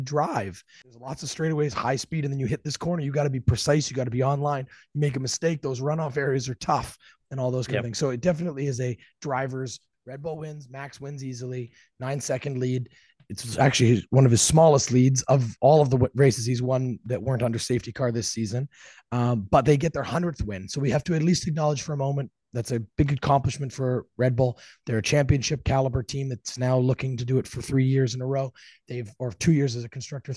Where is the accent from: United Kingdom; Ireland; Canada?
Canada; We are two Canadian F1 fans